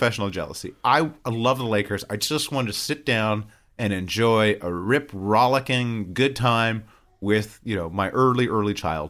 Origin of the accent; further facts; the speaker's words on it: Southern California, United States; I'm from Southern California. Like, we're not really college basketball people here in Southern California.